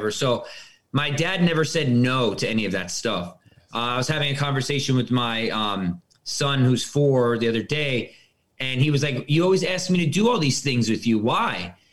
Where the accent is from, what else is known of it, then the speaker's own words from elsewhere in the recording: Westchester, New York, United States; I was born and raised in Westchester, New York.